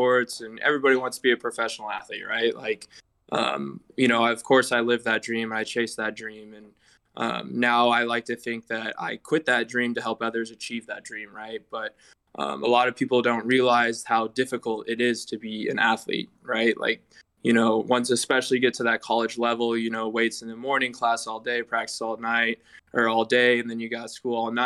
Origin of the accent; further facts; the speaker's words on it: Topeka, Kansas, United States; also born or lived in Coffeyville, Kansas / Manhattan, Kansas / Oklahoma; now in Olathe, United States; I'm from Topeka, Kansas. Born and raised there